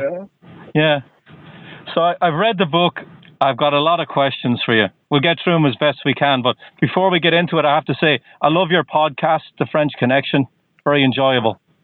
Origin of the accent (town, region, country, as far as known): Waterford, Munster, Ireland; moved away as an adult; also born or lived in Dublin, Ireland; now in Boston, United States